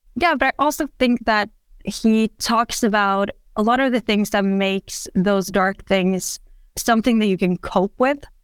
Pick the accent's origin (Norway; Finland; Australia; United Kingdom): Norway; also born or lived in Oslo; I'm from Norway.